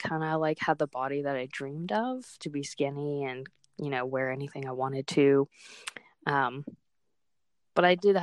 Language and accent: English; Otis Orchards, Washington, United States; I come from Otis Orchards, Washington